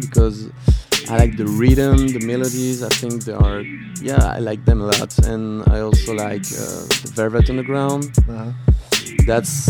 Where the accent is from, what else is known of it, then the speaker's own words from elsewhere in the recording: France; English is a second language; So we are from France